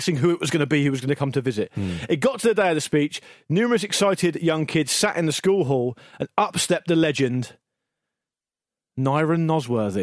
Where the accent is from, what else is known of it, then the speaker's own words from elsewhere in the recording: Gosport, South East England, United Kingdom; Growing up in Gosport, most people who like football supported Portsmouth. That's where I grew up